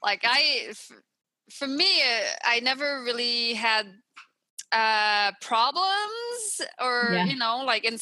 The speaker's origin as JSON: {"language": "English", "town": "Montreal", "region": "Quebec", "country": "Canada", "second_language": "English", "moved": "as an adult", "lives_now": "California, United States", "said": "I'm from the Montreal area in Quebec"}